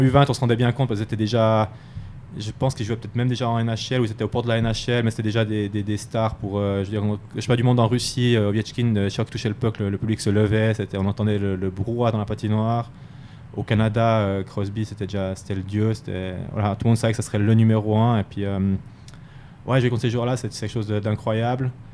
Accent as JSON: {"language": "French", "region": "Fribourg", "country": "Switzerland", "tie": "born or raised there", "also_born_or_lived": "Ajoie", "moved": "as an adult", "said": "Fribourg, ça reste particulier parce que quand même, euh, c'est là d'où je viens, c'est là que j'ai grandi."}